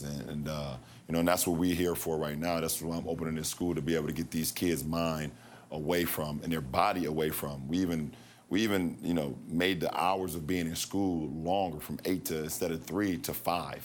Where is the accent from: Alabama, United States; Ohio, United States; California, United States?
Ohio, United States; Akron; the Akron public school system, my hometown